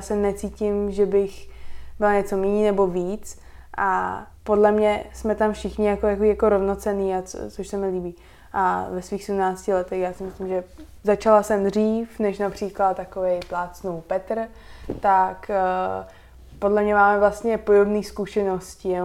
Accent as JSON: {"language": "Czech", "region": "Prague", "country": "Czechia", "tie": "born or raised there", "also_born_or_lived": "United States", "first_language": "Slovak", "said": "Já jsem se narodila v Praze, ale národnost mám slovenskou, tak eh, tež jako celá moje rodina je ze Slovenska"}